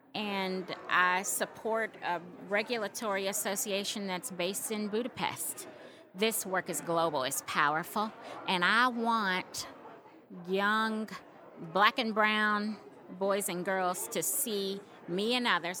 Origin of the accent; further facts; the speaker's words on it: Little Rock, Arkansas, United States; how proud I am to be from Little Rock, how proud I am to be from Arkansas